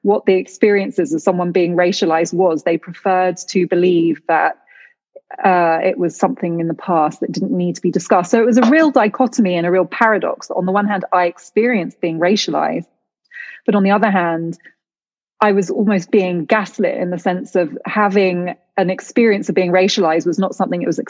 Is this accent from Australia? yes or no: no; United Kingdom; growing up in Britain